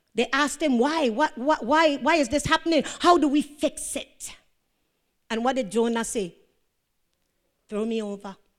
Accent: U.S. Virgin Islands; I'm from Saint John

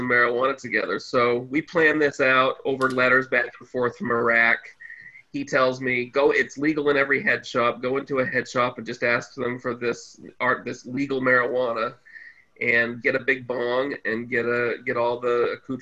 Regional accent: United States; moved away; I'm an American stand-up comedian

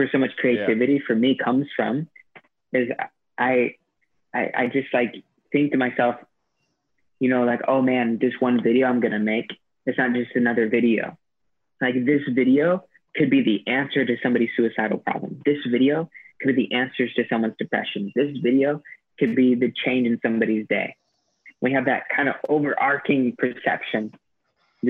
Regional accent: United States; moved away as an adult; now in Sri Lanka

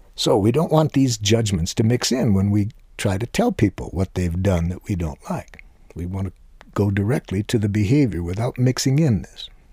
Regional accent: Detroit, Michigan, United States; the language that I was educated to speak growing up in Detroit

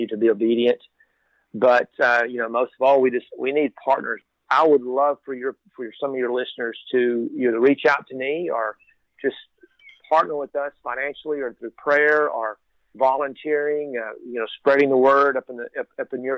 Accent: Texas, United States; I am born and raised in Texas

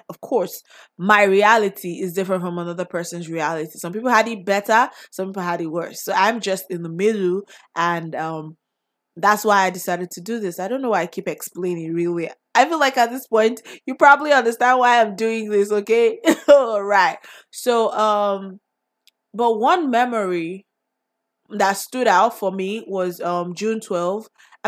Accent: Nigeria; So my favorite drink growing up in Nigeria.

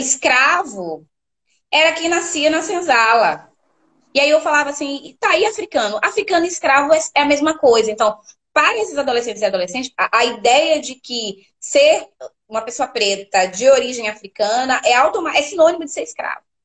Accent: Feira de Santana, Bahia, Brazil; accent: baiana; moved away as an adult; also born or lived in Southeast Brazil; Fiz minha graduação na Universidade Estadual de Feira de Santana, que é minha, minha terra natal

